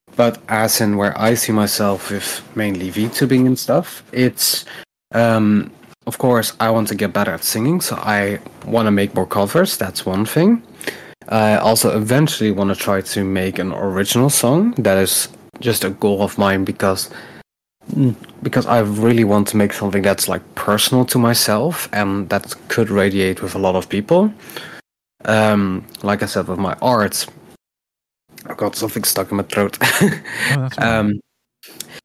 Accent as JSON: {"language": "English", "country": "Netherlands", "said": "I'm Dutch, so I come from the Netherlands"}